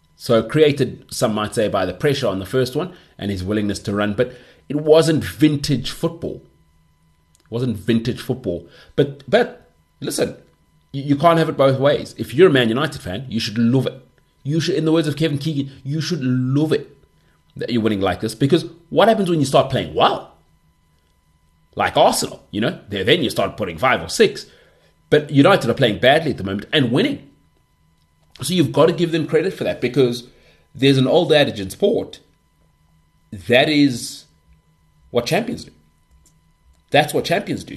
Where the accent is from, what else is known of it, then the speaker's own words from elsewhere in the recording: South Africa; being South African